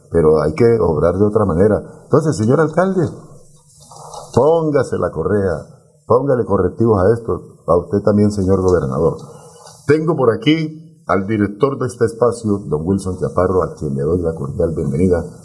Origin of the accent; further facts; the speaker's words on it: Colombia; Usted no es de nuestro país, y yo sí soy colombiano, respete nuestro país.